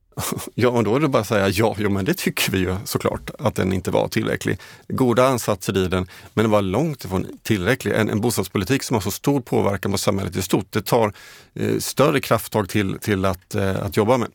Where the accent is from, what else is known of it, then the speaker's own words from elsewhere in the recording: Jönköping, Jönköping County, Sweden; hemifrån Jönköping där jag kommer ifrån